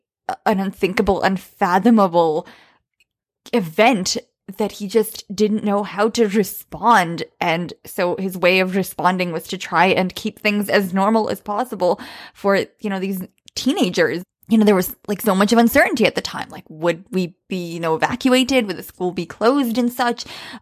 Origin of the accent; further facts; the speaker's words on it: Bosnia & Herzegovina; English is a second language; moved away; we're immigrants from Bosnia, and you know, there was a war there as well in the early 90s when we came.